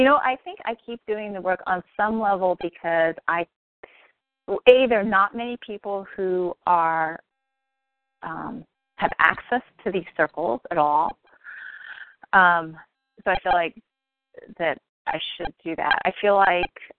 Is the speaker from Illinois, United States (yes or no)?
no; Bay Area, California, United States; growing up in the Bay Area